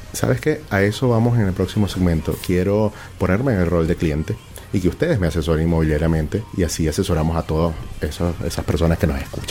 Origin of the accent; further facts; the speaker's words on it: Venezuela; now in Chile; como estábamos acostumbrados en Venezuela